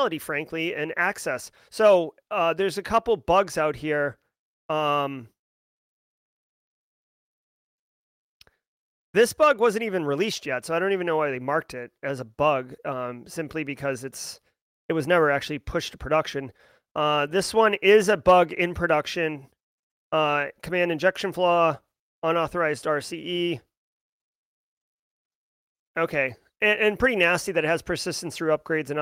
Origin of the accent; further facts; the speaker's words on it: Massachusetts, United States; I'm from Massachusetts